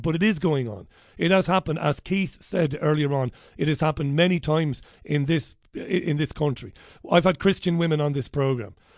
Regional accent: Ireland; that Ireland that I would have believed I was living in growing up

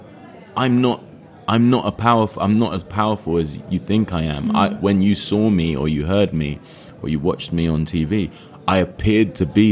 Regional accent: United Kingdom; I'm British.

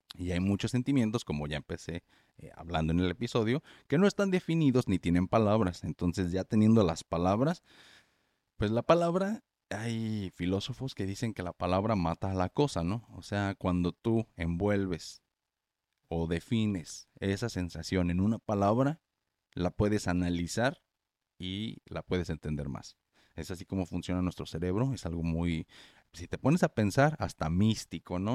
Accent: Morelia, Michoacán, Mexico; yo soy de Morelia, Michoacán, México, ahí no neva

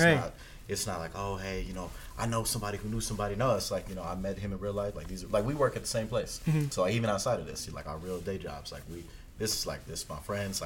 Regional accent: East Coast, United States; moved away; not even being from, the, like, this state, essentially, like, I'm from the East Coast

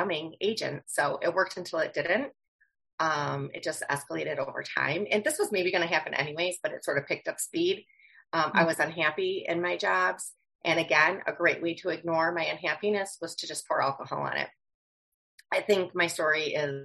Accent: Wisconsin, United States; I'm from Wisconsin

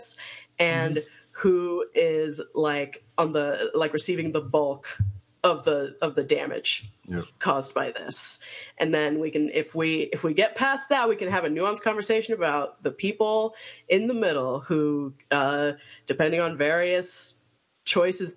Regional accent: Miami, Florida, United States; I grew up immersed in Cuban culture, because I grew up in Miami

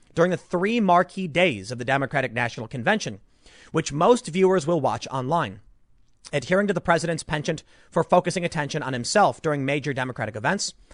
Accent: United States; as an American

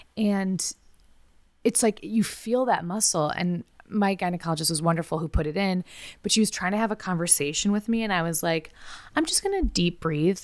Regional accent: United States; I try not to be as American, even though I'm very American.

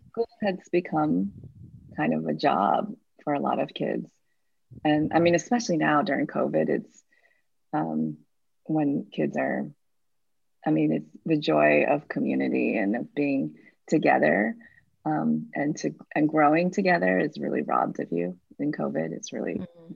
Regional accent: Midwest, United States; now in San Francisco, United States; I'm not from San Francisco. I actually grew up in the Midwest in a place very different from San Francisco.

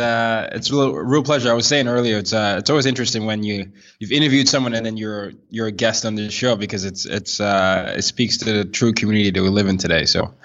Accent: Nigeria; my personal background, I'm a Nigerian. I grew up in 5 countries in 4 continents.

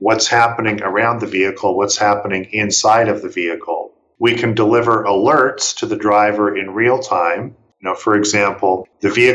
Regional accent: Canada; moved away as an adult; I'm from Canada

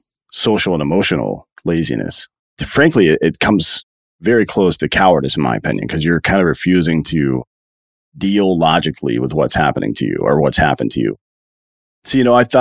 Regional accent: South Carolina, United States; I grew up in upstate South Carolina near Clemson University

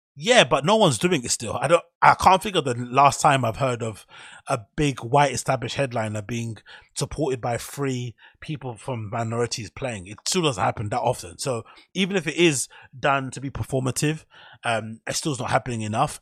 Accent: London, United Kingdom; I'm from Flipping Canning Town in Custom House

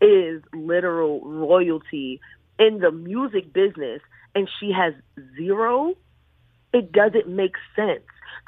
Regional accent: New York City, New York, United States; I am from Bed-Stuy, Brooklyn.

